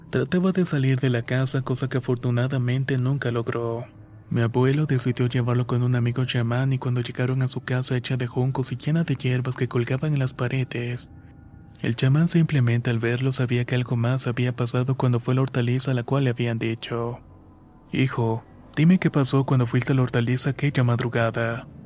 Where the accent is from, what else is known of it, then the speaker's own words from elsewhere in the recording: Tamaulipas, Mexico; soy del estado de Tamaulipas, México.